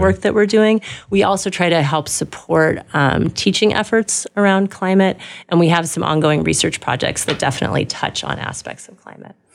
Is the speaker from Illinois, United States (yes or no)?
no; Los Angeles, California, United States; moved away as an adult; also born or lived in New York; now in Wisconsin, United States; I grew up in Southern California, Los Angeles